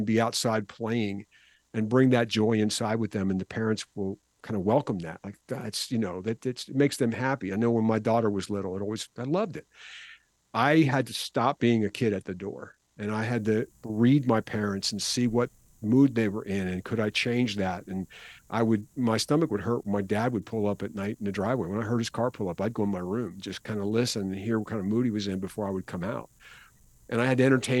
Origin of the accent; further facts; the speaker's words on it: Philadelphia, Pennsylvania, United States; I'm from the Philadelphia area, and we start school a little bit later than they do in the South